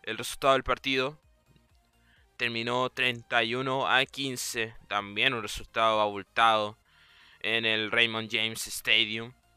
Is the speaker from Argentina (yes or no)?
no; Chile; yo soy chileno